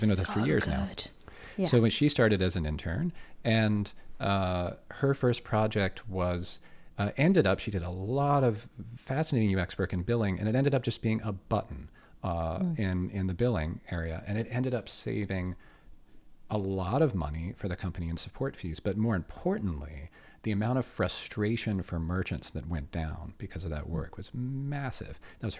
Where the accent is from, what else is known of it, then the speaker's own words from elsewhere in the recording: Pittsburgh, Pennsylvania, United States; moved away as an adult; now in Canada; I'm from Pittsburgh. I'm from Pittsburgh, Pennsylvania.